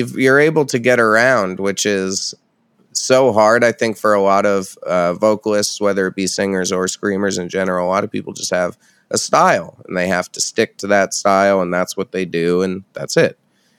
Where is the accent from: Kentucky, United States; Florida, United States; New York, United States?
New York, United States; Red Hook; moved away; I'm from Red Hook, which is 30 minutes from Poughkeepsie.